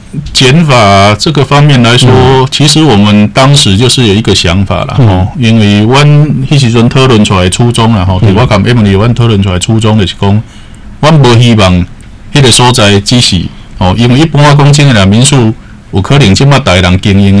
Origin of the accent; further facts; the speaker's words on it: Taiwan; 其实有些文化的东西，应该是我们台湾人自己来做会比较到底